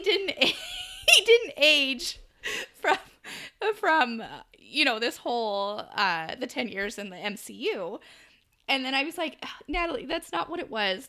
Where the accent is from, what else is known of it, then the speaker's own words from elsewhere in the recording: United States; accent: American; my American accent